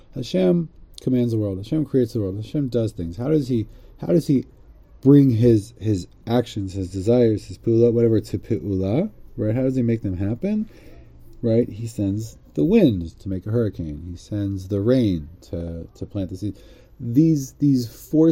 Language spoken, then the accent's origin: English; United States; growing up in America